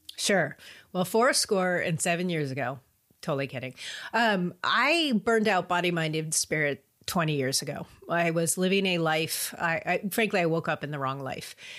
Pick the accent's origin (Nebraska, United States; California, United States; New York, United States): California, United States; I grew up in California, so, you know, that's what we say, stoked